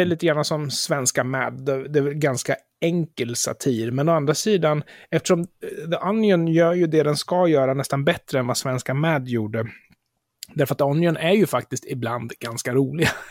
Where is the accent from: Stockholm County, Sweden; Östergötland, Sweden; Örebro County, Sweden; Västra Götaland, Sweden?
Örebro County, Sweden; Närke; då får du kalla mig för närking